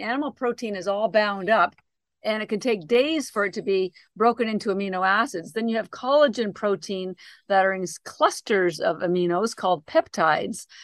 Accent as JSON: {"language": "English", "country": "Canada", "moved": "yes", "said": "I'm actually Canadian, and my younger sister still lives in Canada"}